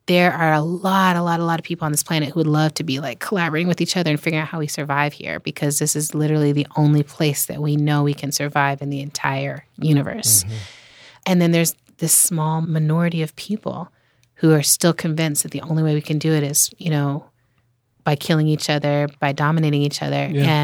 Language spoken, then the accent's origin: English; Germany; I grew up in Germany. Mm. And I'm like, when I'm in Japan or Germany, you know, I feel very like there's a familiarity